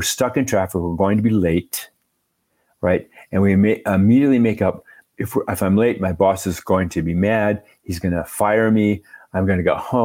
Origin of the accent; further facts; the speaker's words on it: Minnesota, United States; now in Santa Fe, United States; I'm from Minnesota originally. I grew up in the land of, 30 below and blizzards